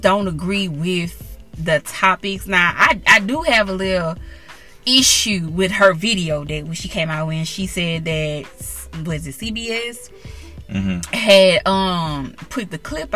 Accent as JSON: {"language": "English", "region": "Louisiana", "country": "United States", "tie": "born or raised there", "said": "in my hometown, Louisiana"}